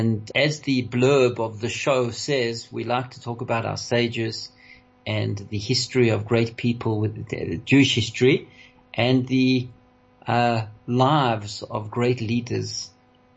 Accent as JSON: {"language": "English", "country": "South Africa"}